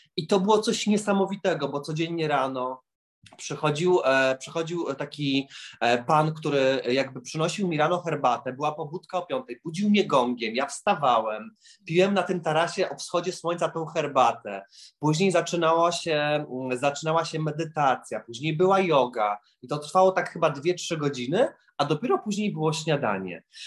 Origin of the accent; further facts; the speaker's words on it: Lublin, Lublin Voivodeship, Poland; now in Warsaw, Poland; bo ja pochodzę z Lublina do Warszawy